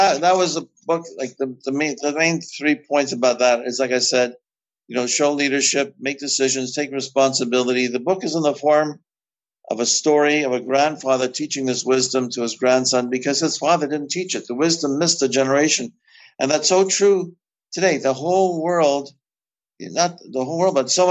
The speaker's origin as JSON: {"language": "English", "country": "Canada", "said": "I'm from Canada. We also speak French here"}